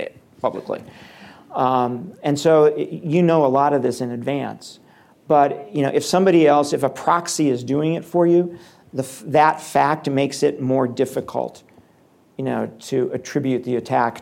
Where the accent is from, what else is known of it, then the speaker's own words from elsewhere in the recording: Ohio, United States; I'm from Ohio